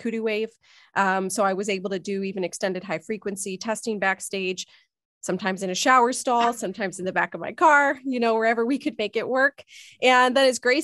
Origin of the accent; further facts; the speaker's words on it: Northeast Ohio, United States; also born or lived in Chicago; I'm from Northeast Ohio.